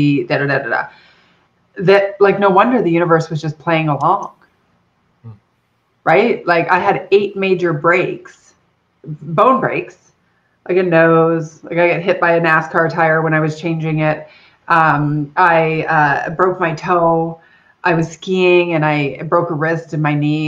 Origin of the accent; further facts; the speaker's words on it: Erie Beach, Ontario, Canada; I'm Canadian, so I grew up in a little village called Erie Beach, down by, so if you imagine Detroit and Toronto, I'm a little closer to Detroit than Toronto